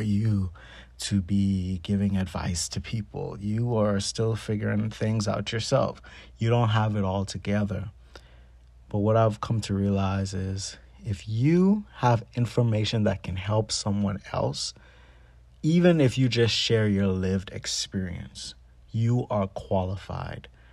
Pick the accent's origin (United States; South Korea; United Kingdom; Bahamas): Bahamas; Me growing up in the Bahamas